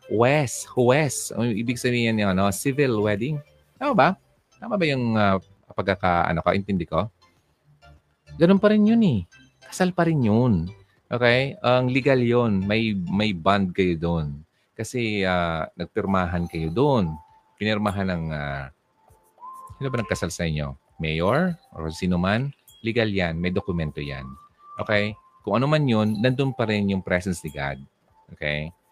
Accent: Coron, Mimaropa, Philippines; Papuntang Palawan kasi po hometown ko po yun. Oy, talaga, sa Coron. Wow, Coron.

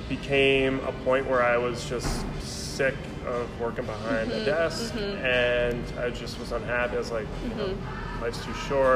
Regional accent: Camden, Maine, United States; also born or lived in Philadelphia; Camden, Maine.

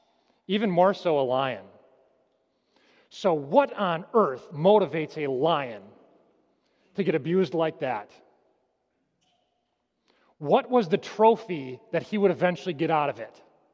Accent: Michigan, United States; I came from Michigan. I've heard all the Detroit Lions jokes before.

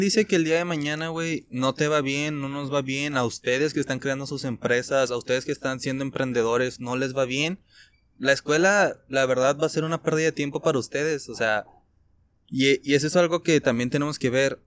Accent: Mexico; nuestro país, de México

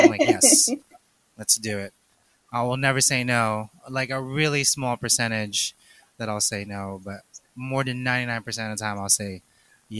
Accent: Philippines; I'm Asian, two, I'm Filipino

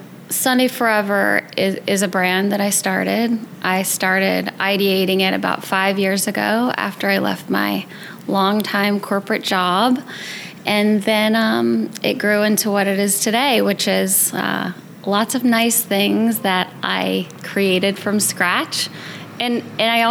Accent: Denham Springs, Louisiana, United States; moved away as an adult; now in New York City, United States; I was born and raised in Louisiana, a tiny town called Denham Springs, which is about an hour outside of New Orleans

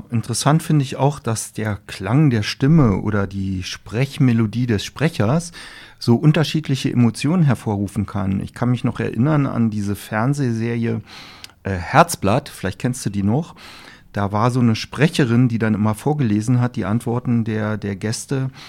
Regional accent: Berlin, Germany; Das kenne ich als Berliner so gar nicht.

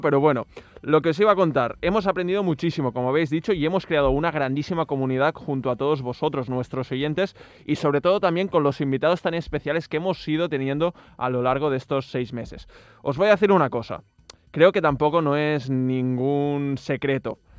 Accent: Catalonia, Spain; empezamos hablando en catalán porque somos de aquí, de Cataluña

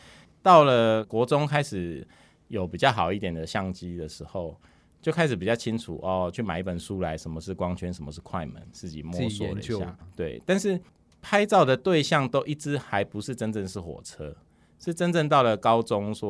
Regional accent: Hsinchu, Hsinchu City, Taiwan; 可是因为我们小时候，我们家是旁边是新竹货运站，所以它大部分的时间是很多货车停在那里而已。

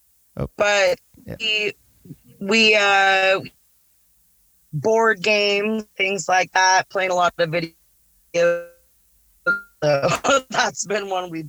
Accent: Yuba City, California, United States; I'm from a small town, California, Yuba City.

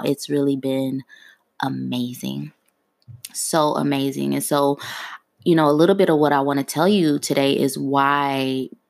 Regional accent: Ohio, United States; moved away as an adult; now in Washington, D.C. area, United States; I'm originally from Ohio.

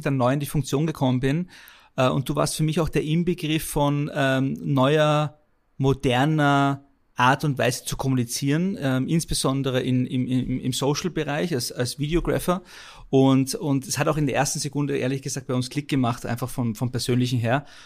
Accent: Vienna, Austria; moved away as an adult; now in Germany; als gebürtiger Wiener brav in Wien zur Schule gegangen und studiert

